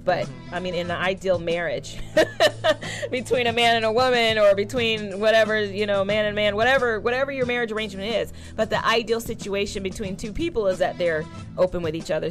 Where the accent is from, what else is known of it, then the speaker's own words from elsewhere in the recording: California, United States; growing up in California, I was one of the youth leaders